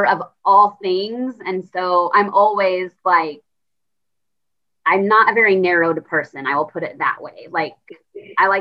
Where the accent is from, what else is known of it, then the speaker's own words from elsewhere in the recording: Kansas, United States; moved away; I am from Kansas. And so small, rural, I would say stereotypical Kansas. And so I'm from a town of about 900 people.